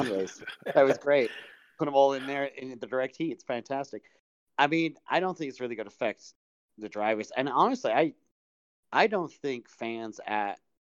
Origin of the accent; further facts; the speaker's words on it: England, United Kingdom; moved away; growing up where I grew up in England